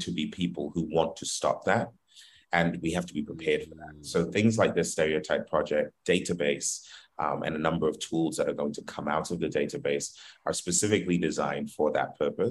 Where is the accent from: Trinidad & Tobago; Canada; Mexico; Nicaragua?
Trinidad & Tobago; also born or lived in Philadelphia; now in United States; I'm not actually from America. I'm from the Caribbean, but I've been a citizen pretty recently, and I've been a resident